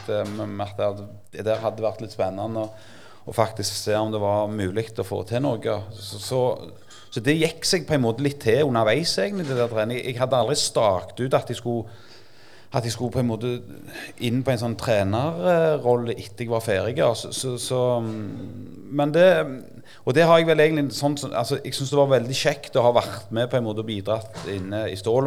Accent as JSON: {"language": "Norwegian", "town": "Jørpeland", "region": "Rogaland", "country": "Norway", "tie": "born or raised there", "said": "Så jeg er jo født og oppvokst på Jørpeland"}